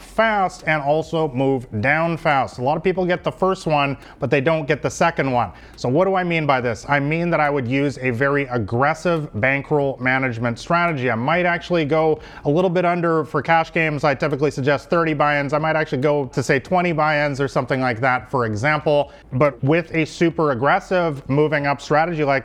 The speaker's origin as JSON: {"language": "English", "town": "Vancouver", "region": "British Columbia", "country": "Canada", "also_born_or_lived": "Thailand", "moved": "as an adult", "said": "I come from Vancouver, one of the most beautiful cities in the world"}